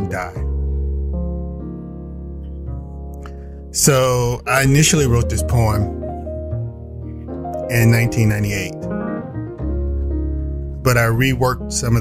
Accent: Indianola, Mississippi, United States; I worked in my hometown of Indianola, Mississippi

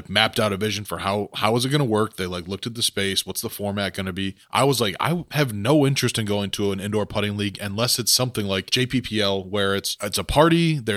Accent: Joliet, Illinois, United States; I grew up in Joliet

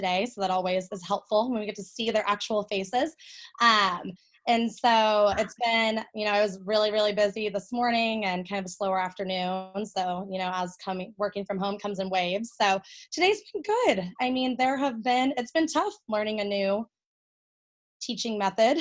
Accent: Austin, Texas, United States; also born or lived in Denton, Texas; I'm born and raised in Austin, Texas, grew up here my whole life

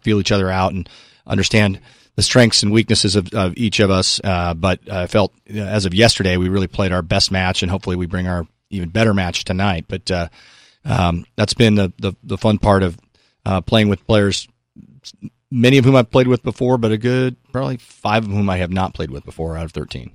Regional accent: Newport Beach, California, United States; I grew up in Southern California on the beaches

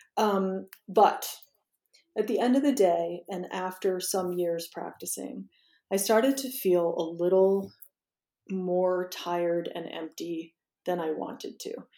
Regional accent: Washington, District of Columbia, United States; I'm from Washington D.C. and I grew up there

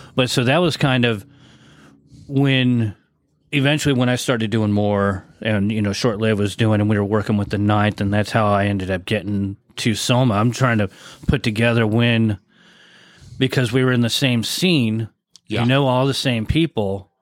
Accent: San Diego, California, United States; also born or lived in Point Loma, San Diego / Santee, California; I was from Mira Mesa. Yeah. So I uh, started in, in Point Loma, but that's most of my time in Mira Mesa

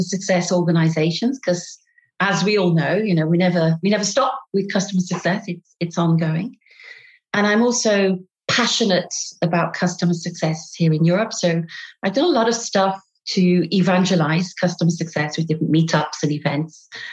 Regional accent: Derby, East Midlands, United Kingdom; accent: British; moved away as an adult; now in Paris, France; I'm British. I have a lousy British accent. I come from the north of England, a place called Derby

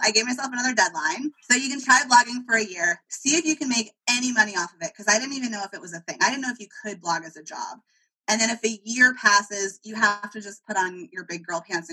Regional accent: California, United States; I'm from California

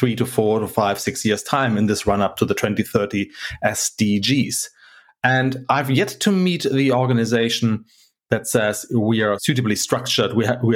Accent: Hamburg, Germany; I'm from Hamburg. Hamburg is not Germany. It's a maritime city. And so we have a huge harbor

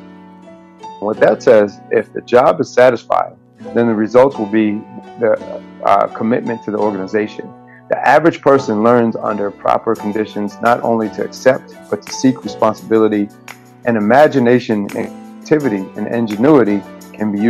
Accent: Rochester, New York, United States; Wegmans from my hometown, Rochester, New York

